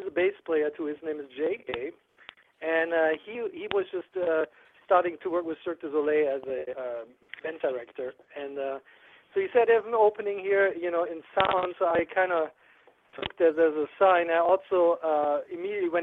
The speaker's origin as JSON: {"language": "English", "town": "Aachen", "region": "North Rhine-Westphalia", "country": "Germany", "also_born_or_lived": "Los Angeles", "moved": "as an adult", "lives_now": "United States", "said": "I'm actually from Aachen, which is close to Netherlands and Belgium, where those three countries all meet."}